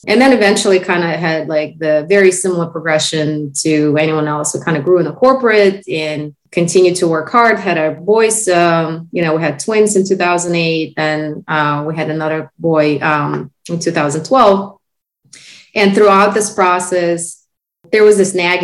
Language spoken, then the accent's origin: English; Uzbekistan; first language Russian; English is a second language; moved away as an adult; now in United States; Back in 05, my husband and I both came from the country called Uzbekistan